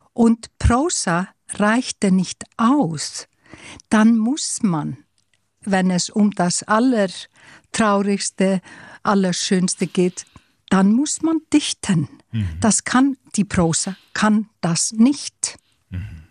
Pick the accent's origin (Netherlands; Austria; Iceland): Iceland; Wir haben dieses Wort auf Isländisch, Náttúrubarn, Naturkind